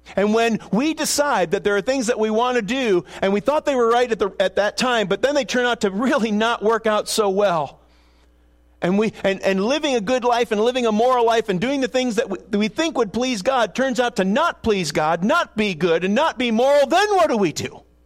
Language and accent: English; Buffalo, New York, United States; moved away; I grew up in Buffalo and cheer for the Bills